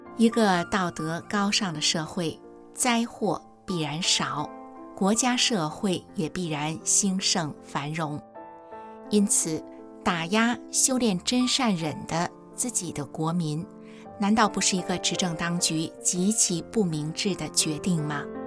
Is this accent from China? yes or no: yes; China; 作为中国人